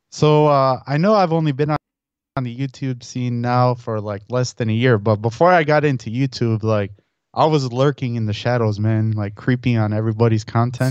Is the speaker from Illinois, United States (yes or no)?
yes; Chicago, Illinois, United States; also born or lived in Elmhurst, Illinois / Saint Charles, Illinois; now in Naperville, United States; I was born and raised in the city of Chicago in the near West Side, and then, uh, towards, uh, like, uh, grade school time, I moved to Elmhurst, uh, which is a suburb of Chicago.